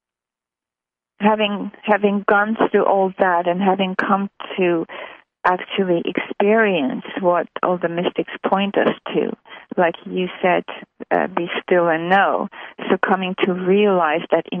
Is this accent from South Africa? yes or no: no; Armenia; moved away as an adult; also born or lived in Montreal, Canada; I was born in what was then USSR. So I was born in Armenia, which was part of the USSR. So in 76, I moved to Canada, to Montreal.